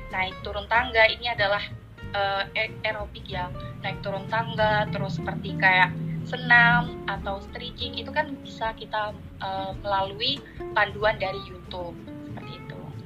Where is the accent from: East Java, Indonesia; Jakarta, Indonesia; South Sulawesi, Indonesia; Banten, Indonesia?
East Java, Indonesia; Sidoarjo; asal dari Sidoarjo